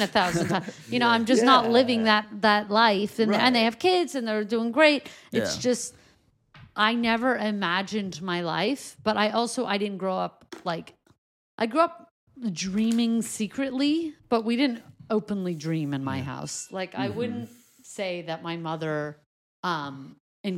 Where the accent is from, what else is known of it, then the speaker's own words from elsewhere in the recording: Canada; moved away as an adult; also born or lived in Crown Heights, New York / Montreal / Toronto; now in Los Angeles, United States; this Canadian constituent of me where I grew up in Canada